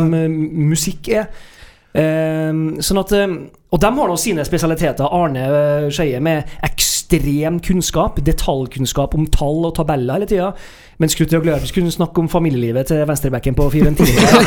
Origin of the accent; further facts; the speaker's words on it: Trøndelag, Norway; sitter jo her som trøndere